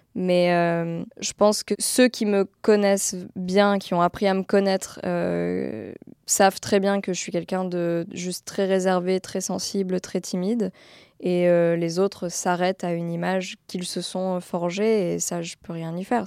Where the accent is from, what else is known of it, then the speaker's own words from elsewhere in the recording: France; je suis française